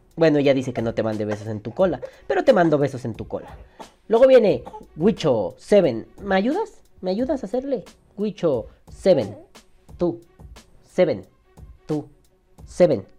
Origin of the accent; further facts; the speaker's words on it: Mexico; Aquí en México